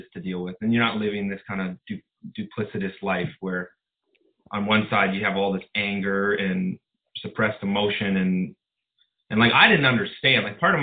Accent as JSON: {"language": "English", "region": "Southern Ontario", "country": "Canada", "tie": "born or raised there", "said": "I grew up in Southern Ontario, and kind of a normal childhood experience"}